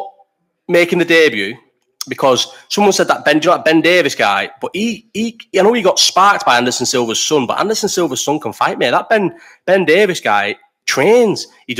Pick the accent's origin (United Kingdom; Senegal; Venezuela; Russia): United Kingdom; Bolton, North West England; also born or lived in London; Obviously, I'm from Bolton, like couldn't be more from Bolton.